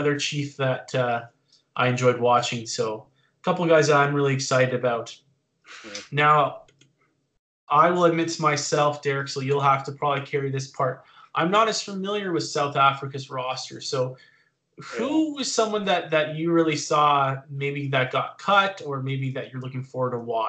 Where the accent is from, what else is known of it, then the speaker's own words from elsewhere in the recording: Canada; being a Canadian rugby fan